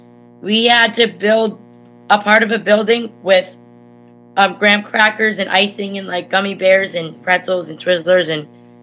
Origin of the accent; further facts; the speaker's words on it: New Jersey, United States; I'm from New Jersey